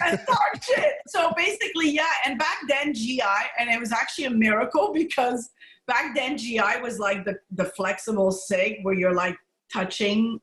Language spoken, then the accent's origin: English; Montreal, Quebec, Canada; moved away; also born or lived in Morocco / Nova Scotia; I was born in Morocco. Uh, my parents, you know, my background is uh, I'm pretty much a mutt, like Spanish background, German you name it, it's all mixed in. Italian, I was happy to see on 23andMe, I have some Italian blood, um, and Greek. So I'm a mutt. And essentially, my parents immigrated to Montreal. I was raised in Montreal